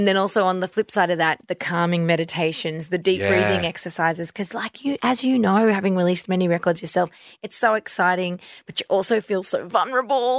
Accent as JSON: {"language": "English", "town": "Violet Town", "region": "Victoria", "country": "Australia", "tie": "born or raised there", "said": "as a little girl growing up in Violettown"}